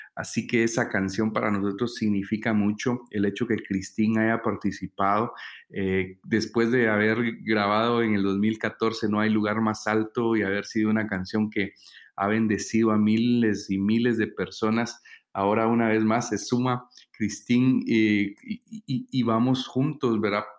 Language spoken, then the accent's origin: Spanish; San Marcos, Guatemala; venimos desde San Marcos, Guatemala